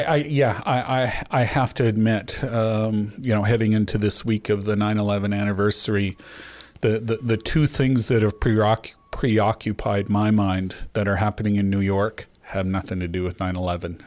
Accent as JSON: {"language": "English", "country": "Canada", "said": "as a Canadian"}